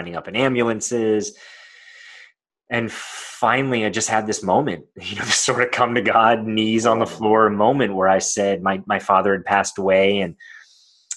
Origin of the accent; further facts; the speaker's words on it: Los Angeles, California, United States; I was born in Los Angeles, California